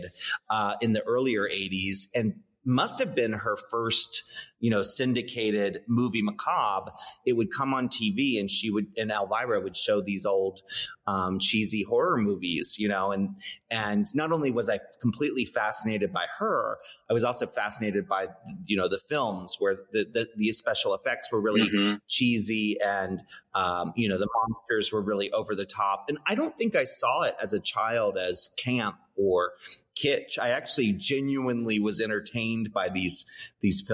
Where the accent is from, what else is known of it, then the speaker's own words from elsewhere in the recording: Annapolis, Maryland, United States; I grew up in Maryland on the East Coast in the U.S. And Maryland, where I grew up, it's a small town called Annapolis